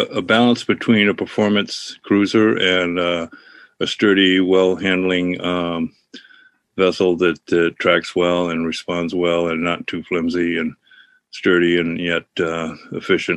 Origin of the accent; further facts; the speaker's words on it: Ogunquit, Maine, United States; I grew up in Perkins Cove, Southern Maine, Nagunkwit